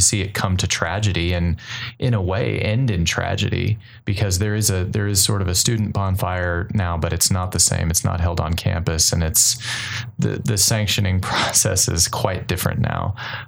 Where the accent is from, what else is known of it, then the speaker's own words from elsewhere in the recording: College Station, Texas, United States; I am from College Station. I grew up here.